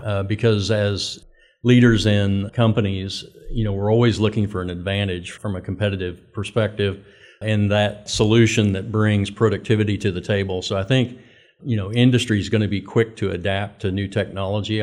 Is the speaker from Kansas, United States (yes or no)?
yes; Winfield, Kansas, United States; moved away as an adult; also born or lived in Oklahoma; born and raised in Winfield, Kansas